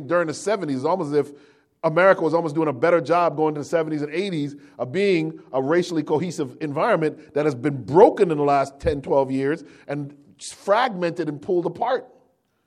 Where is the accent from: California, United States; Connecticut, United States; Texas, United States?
Connecticut, United States; Hartford; moved away; the predominantly black, now predominantly West Indian church I grew up at in Hartford when I moved back to Connecticut